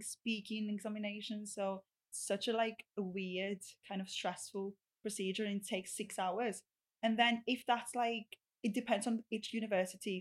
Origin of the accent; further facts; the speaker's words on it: Rhodes, South Aegean, Greece; English is a second language; moved away as an adult; now in United Kingdom; I am from Rhodes. I had to travel to Athens, the capital